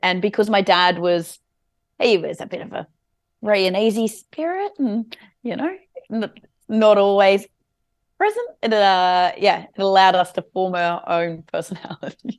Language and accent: English; Alstonville, New South Wales, Australia; also born or lived in Evans Head; I grew up in a trailer park in a place called Alstonville. which is between Ballina and Lismore, uh, for the first nine years.